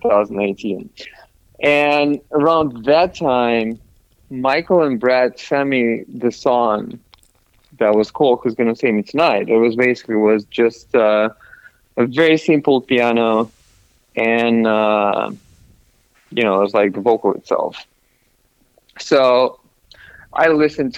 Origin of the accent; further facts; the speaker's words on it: Russia; moved away; originally I'm from Russia